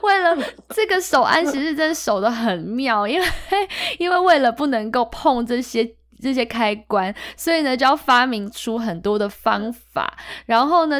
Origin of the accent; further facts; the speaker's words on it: Taiwan; 可是对我们台湾人来讲，争辩就是吵架啊